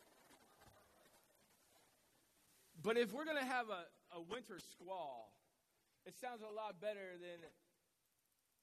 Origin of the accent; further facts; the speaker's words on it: Midwest, United States; now in New England, United States; I'm from the Midwest